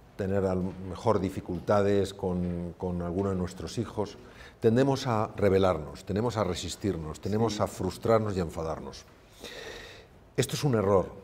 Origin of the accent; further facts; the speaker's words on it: Spain; mi país, España.